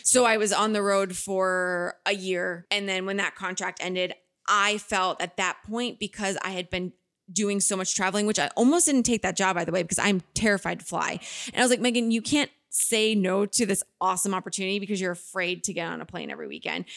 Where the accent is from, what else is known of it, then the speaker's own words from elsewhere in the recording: Pelham, United States; moved away as an adult; also born or lived in Boston; now in Los Angeles, United States; My hometown, it will always have my heart just because it's home